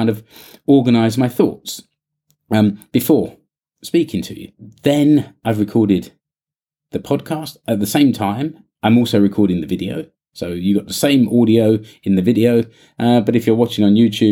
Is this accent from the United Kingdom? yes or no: yes; United Kingdom; now in Finland; I'm British